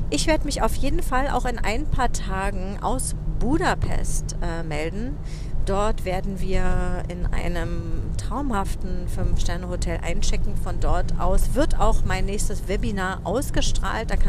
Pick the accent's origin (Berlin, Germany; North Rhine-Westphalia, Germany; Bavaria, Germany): Berlin, Germany; Ich bin ja auch im Westteil von Berlin aufgewachsen.